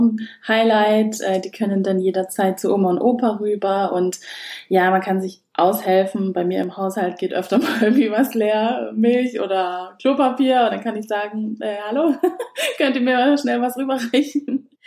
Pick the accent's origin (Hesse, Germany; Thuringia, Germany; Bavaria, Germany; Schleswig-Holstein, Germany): Bavaria, Germany; Schwabach; Ich komme ja aus Schwabach